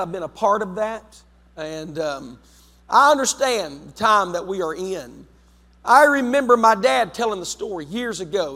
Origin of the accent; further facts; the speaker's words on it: West Virginia, United States; moved away as an adult; also born or lived in London, West Virginia; now in Zanesville, United States; I'm from West Virginia